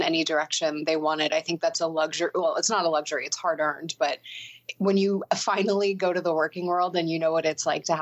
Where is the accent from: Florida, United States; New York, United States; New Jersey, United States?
New Jersey, United States; Sea Isle City; I grew up in Sea Isle City, New Jersey, which is basically as far south as you can go in the state, right on the water.